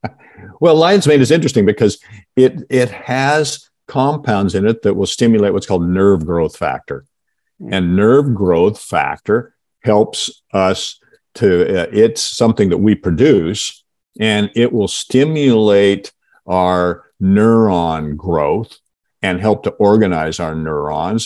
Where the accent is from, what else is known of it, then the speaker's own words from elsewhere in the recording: Seattle, Washington, United States; I actually grew up in um, Seattle